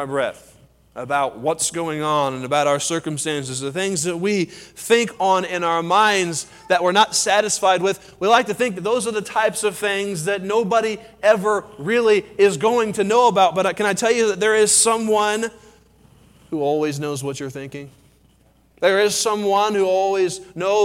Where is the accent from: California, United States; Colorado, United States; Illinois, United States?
Colorado, United States; I'm from Colorado.